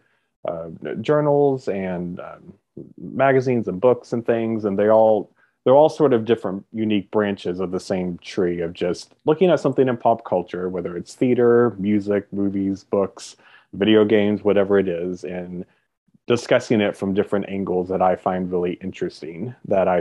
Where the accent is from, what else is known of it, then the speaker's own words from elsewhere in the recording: Kentucky, United States; moved away; So I'm from Kentucky. I was born and raised in Kentucky